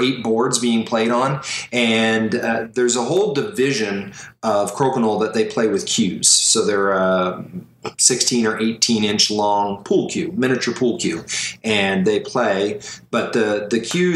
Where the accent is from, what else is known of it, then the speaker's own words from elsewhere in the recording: Canada; I'm Canadian